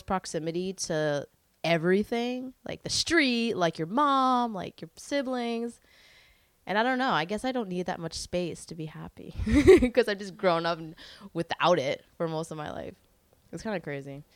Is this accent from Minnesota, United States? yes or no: no; New York City, New York, United States; I grew up in Carroll Gardens, which is Disney World now